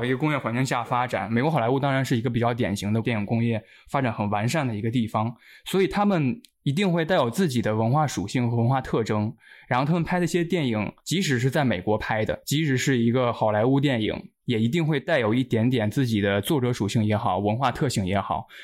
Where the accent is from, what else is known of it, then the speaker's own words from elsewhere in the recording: China; 当然我是一个中国人，一个亚洲人的身份